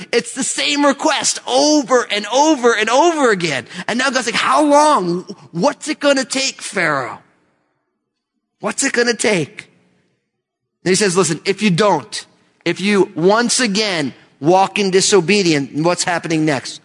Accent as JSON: {"language": "English", "region": "New Jersey", "country": "United States", "tie": "born or raised there", "said": "I was born and raised in New Jersey"}